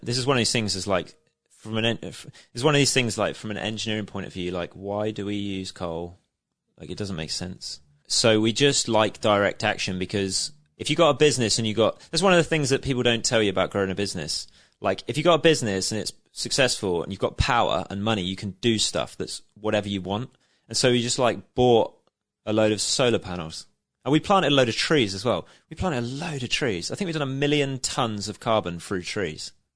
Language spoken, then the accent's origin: English; Shanklin, South East England, United Kingdom; I'm nineteen and I'm from Shanklin